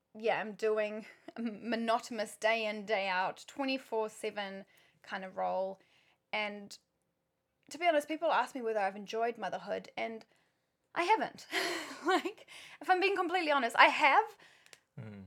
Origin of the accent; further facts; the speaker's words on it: South Africa; also born or lived in New Zealand; now in Auckland, New Zealand; I'm South African originally, but I've spent more than half my life in New Zealand.